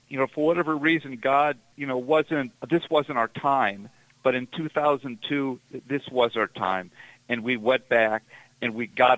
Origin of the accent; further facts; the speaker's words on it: Ohio, United States; now in Indiana, United States; I'm from Ohio, but I live in Indiana